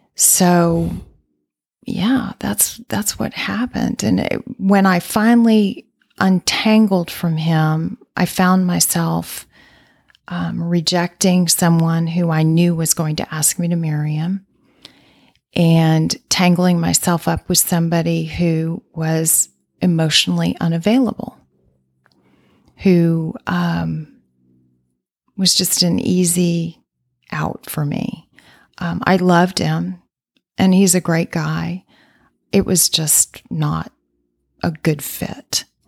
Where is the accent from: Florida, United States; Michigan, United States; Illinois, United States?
Michigan, United States; Midland; now in Dallas, United States; I actually grew up in Midland, Michigan